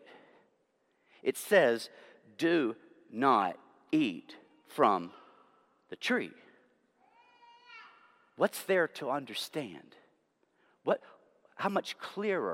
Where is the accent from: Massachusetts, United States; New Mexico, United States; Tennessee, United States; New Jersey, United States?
Tennessee, United States; my home state of Tennessee